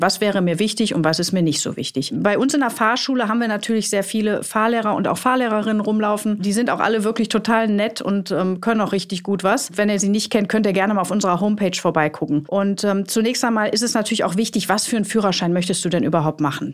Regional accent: Ruhr area, North Rhine-Westphalia, Germany; moved away; Ich komme ja aus dem Ruhrgebiet ursprünglich, ihr wisst das, deshalb auch die Ausdrucksweise

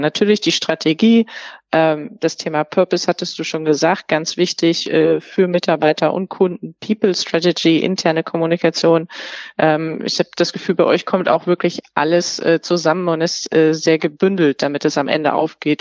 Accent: Germany; wir als Deutsche

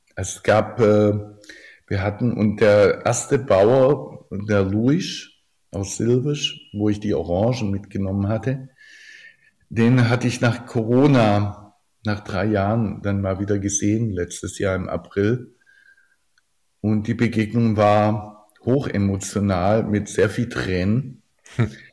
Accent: Oberndorf am Neckar, Baden-Württemberg, Germany; meinem Geburtsort Oberndorf am Neckar

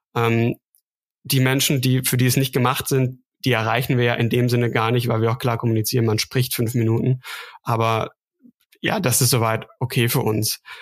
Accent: Münsterland, North Rhine-Westphalia, Germany; now in Stuttgart, Germany; ich bin ähm, in Stuttgart, komme aber ursprünglich aus dem Münsterland. Vielleicht klingt das noch so leicht raus, also nordrhein-westfälische Wurzeln

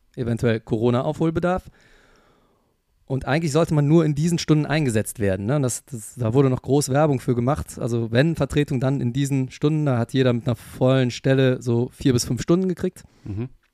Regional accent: Germany; bei uns in Deutschland

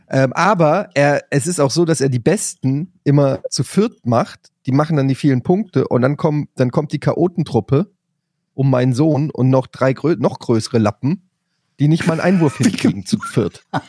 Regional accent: Frankfurt, Germany; ich komme aus Frankfurt, da wurde das nicht an der Schule beigebracht

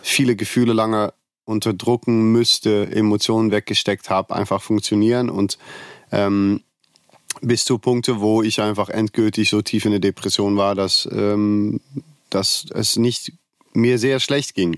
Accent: Netherlands; now in Cologne, Germany; Ich komme aus Holland und bin in Köln geblieben

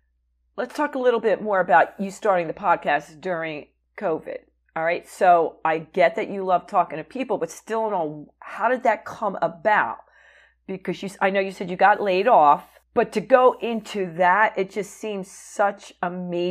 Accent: New Jersey, United States; I grew up in New Jersey.

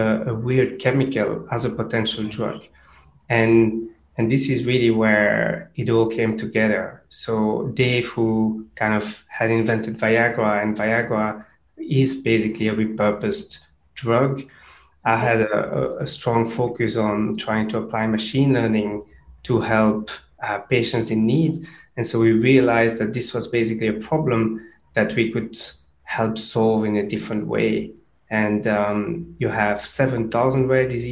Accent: Brussels, Brussels-Capital Region, Belgium; moved away as an adult; also born or lived in Cambridge; I grew up in Brussels, so I'm from Belgium originally.

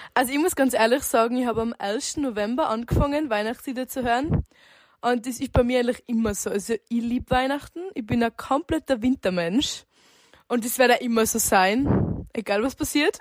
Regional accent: Zillertal, Tyrol, Austria; ich komme aus einem wunderschönen Zillertal

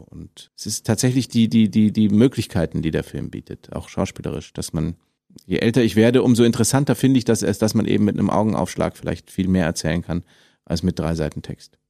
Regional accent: Munich, Bavaria, Germany; now in Berlin, Germany; als Münchner

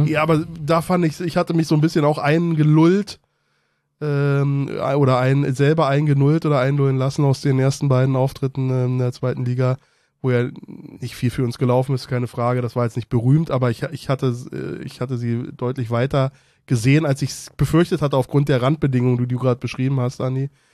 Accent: Germany; moved away as an adult; also born or lived in Berlin / Brandenburg; now in Bonn, Germany; ich komme aus Berlin Mitte, aber bin auch einen großen Teil in, in, in, in Brandenburg aufgewachsen

